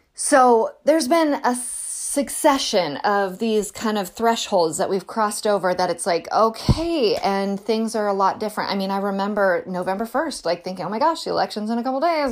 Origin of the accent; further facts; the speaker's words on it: California, United States; I'm from California